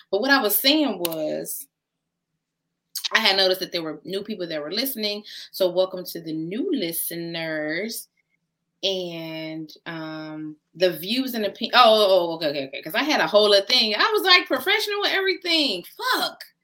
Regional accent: Chicago, Illinois, United States; we're from Chicago, so we're professionals.

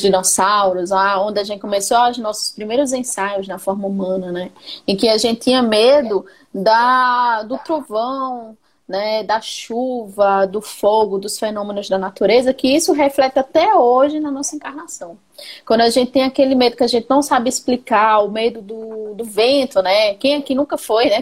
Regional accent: Paraíba, Brazil; now in Pará, Brazil; Sou paraibana, moro no Pará

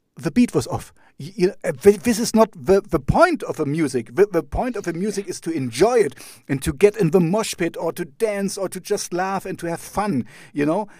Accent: Jena, Thuringia, Germany; English is a second language; my hometown is called Jena

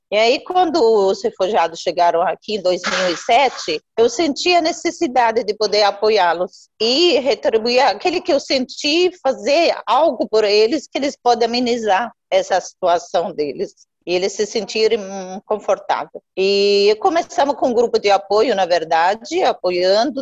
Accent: Jordan; Portuguese is a second language; moved away as an adult; now in Mogi das Cruzes, Brazil; Eu nasci, na verdade, na Jordânia.

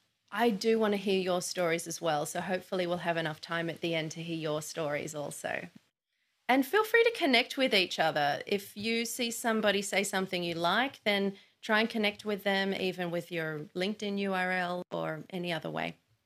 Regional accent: Sydney, New South Wales, Australia; I'm in Sydney and I identify as an Australian woman, but it's not always an easy question to answer.

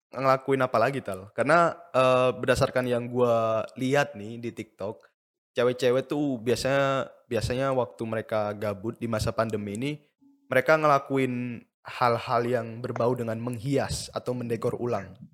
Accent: Surabaya, East Java, Indonesia; Iya, gue orang Surabaya makanya keren lah pokoknya lah.

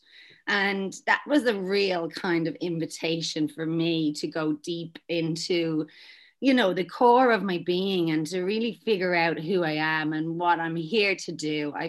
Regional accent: Dublin, Leinster, Ireland; moved away as an adult; now in Australia; I'm from Dublin, Ireland, but I've been over here for the last almost 15 years.

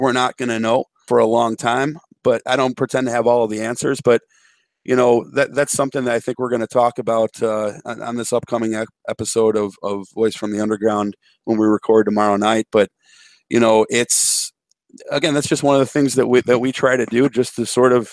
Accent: Chicago, Illinois, United States; when I was a kid, growing up in Chicago, we had Fox WFLD Channel 32

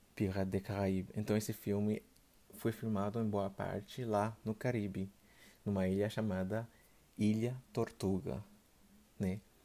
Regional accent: Port-au-Prince, Ouest, Haiti; Portuguese is a second language; eu sou haitiano, eu nasci lá, na ilha do Haiti.

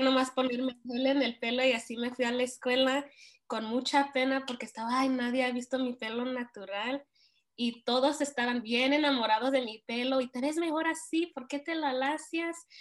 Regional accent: Montebello, California, United States; crecí en Montevideo, California, donde la mayoría son hispanos

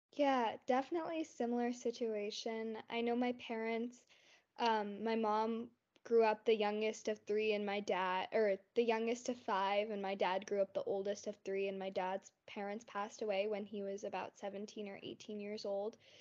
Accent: North Carolina, United States; also born or lived in Morrisville, North Carolina / Cary, North Carolina; I was born in North Carolina

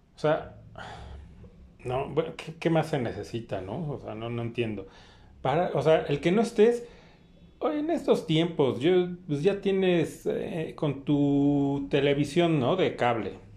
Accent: Mexico; soy mexicano

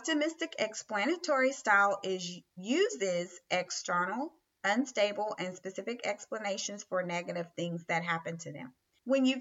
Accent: the South, United States; I'm a Southerner.

